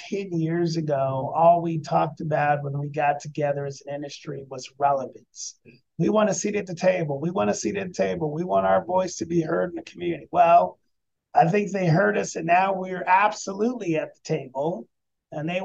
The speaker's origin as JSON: {"language": "English", "town": "Denver", "region": "Colorado", "country": "United States", "also_born_or_lived": "Richmond", "moved": "as an adult", "lives_now": "Louisville, United States", "said": "I'm from Denver originally."}